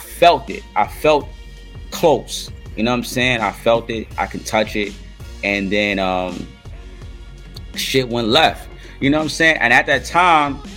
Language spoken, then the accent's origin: English; New York City, New York, United States; I'm from Harlem